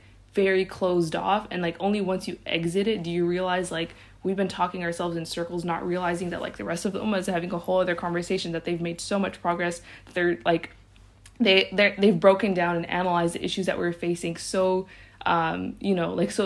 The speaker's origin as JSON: {"language": "English", "country": "United States", "said": "we as American Muslims"}